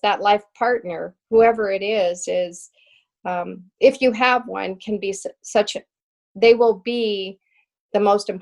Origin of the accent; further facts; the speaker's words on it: the West, United States; me growing up in the West and growing up on horses